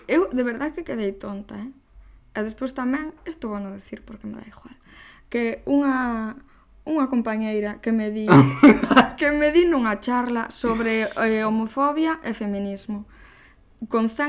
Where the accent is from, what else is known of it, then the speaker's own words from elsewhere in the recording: Coristanco, Galicia, Spain; somos de Coristanco